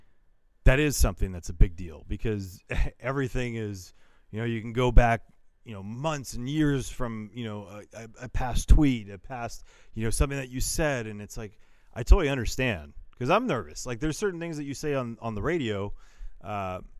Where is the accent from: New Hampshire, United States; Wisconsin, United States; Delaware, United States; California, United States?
California, United States; Northern; I'm from Northern California.